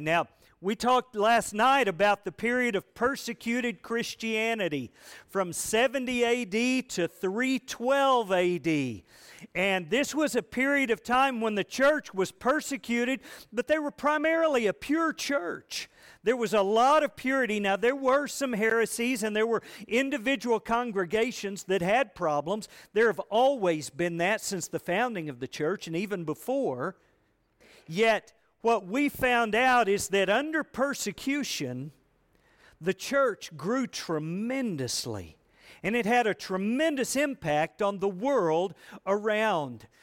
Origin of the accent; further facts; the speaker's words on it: United States; I grew up here in America